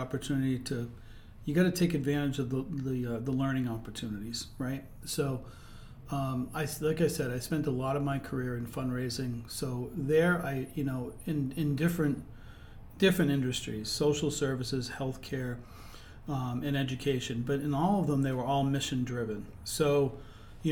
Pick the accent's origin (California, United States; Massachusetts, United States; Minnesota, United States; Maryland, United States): Massachusetts, United States; Andover; also born or lived in Boston / Vermont / Albany, New York; I grew up in the Merrimack Valley, born in Boston, but my folks moved up to the Merrimack Valley. I grew up in Andover, graduated from Andover High School.